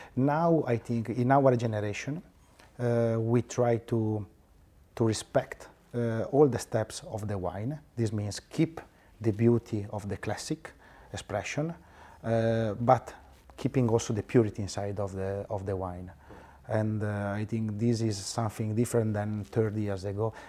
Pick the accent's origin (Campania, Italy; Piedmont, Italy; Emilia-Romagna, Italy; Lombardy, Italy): Piedmont, Italy; Barbaresco; I'm from Barbaresco Village, a really, really tiny vi-, village with six hundred people